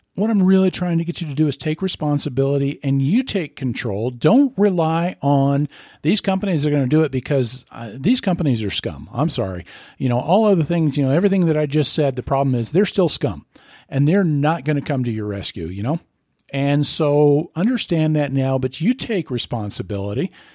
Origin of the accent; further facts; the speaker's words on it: Lincoln, Nebraska, United States; I'm from Lincoln, Nebraska